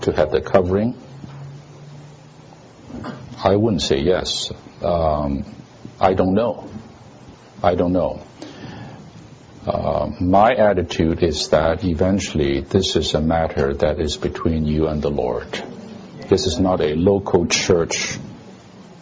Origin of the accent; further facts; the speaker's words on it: Hong Kong; moved away; I'm from Hong Kong. I was from Hong Kong